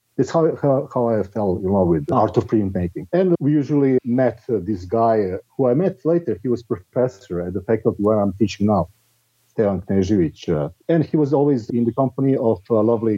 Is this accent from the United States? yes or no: no; Belgrade, Serbia; I'm living in Belgrade, which is my hometown in Serbia